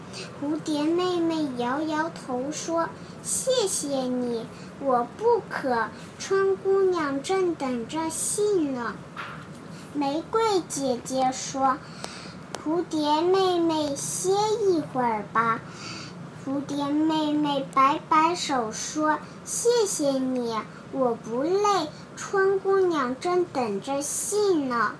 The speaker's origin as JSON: {"language": "Chinese", "country": "Hong Kong", "said": "我来自香港"}